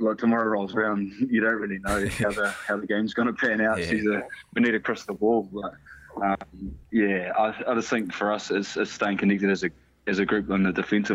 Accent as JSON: {"language": "English", "region": "Manawatū-Whanganui", "country": "New Zealand", "tie": "born or raised there", "also_born_or_lived": "Taranaki", "said": "I'm from Tami, went to school here. You know, this is where my rugby started."}